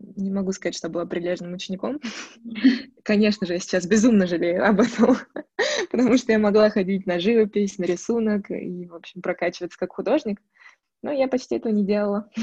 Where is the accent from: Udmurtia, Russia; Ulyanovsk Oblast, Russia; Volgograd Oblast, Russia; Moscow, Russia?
Moscow, Russia; now in Chernogolovka, Russia; я родилась в Москве, коренная москвичка